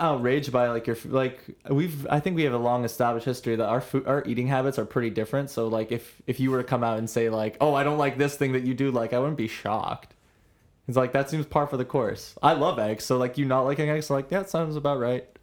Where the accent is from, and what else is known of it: Toronto, Ontario, Canada